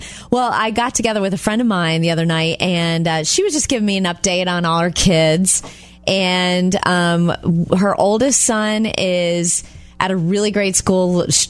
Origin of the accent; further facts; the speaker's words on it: Jupiter, Florida, United States; moved away; when I was home a while back in my hometown of Jupiter, Florida?